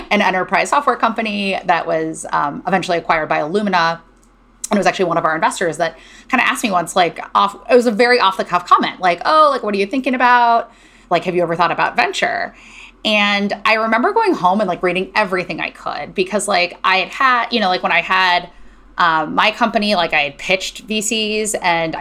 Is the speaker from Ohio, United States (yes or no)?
yes; Cleveland, Ohio, United States; moved away as an adult; also born or lived in Berkeley, California; I grew up in Cleveland, Ohio.